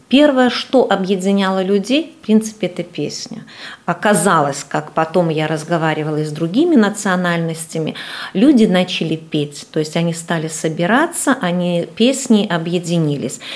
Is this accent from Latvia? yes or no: yes; Latvia; Мы уже белорусы Латвии